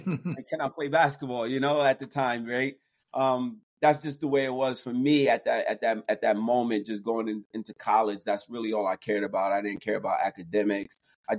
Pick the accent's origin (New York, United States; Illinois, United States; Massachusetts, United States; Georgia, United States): New York, United States; New York City; moved away as an adult; also born or lived in West Virginia / Brooklyn, New York / Los Angeles, California; I am a former NFL football player. I'm originally from New York City. Grew up in Queens, New York.